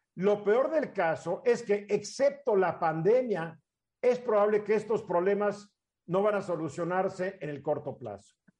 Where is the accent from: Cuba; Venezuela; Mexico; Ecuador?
Mexico; also born or lived in Cuernavaca, Morelos; como mexicanos